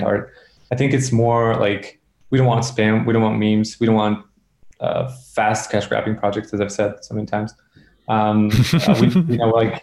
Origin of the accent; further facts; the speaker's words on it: Serbia; I come from Serbia